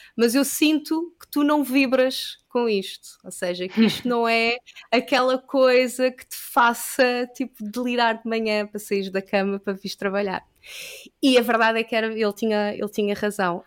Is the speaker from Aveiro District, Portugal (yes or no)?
no; Lisbon, Portugal; also born or lived in Caldas da Rainha; Eu, eu nasci uh, em Lisboa, eu sempre que vivi aqui